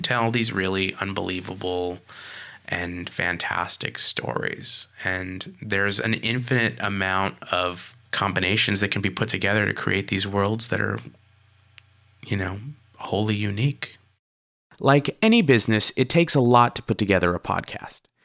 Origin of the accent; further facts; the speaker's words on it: California, United States; moved away; also born or lived in Rhode Island; I'm from California